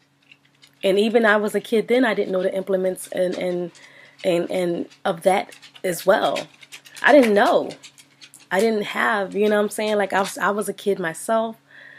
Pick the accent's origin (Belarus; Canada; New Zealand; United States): United States; Philadelphia, Pennsylvania; growing up in Philadelphia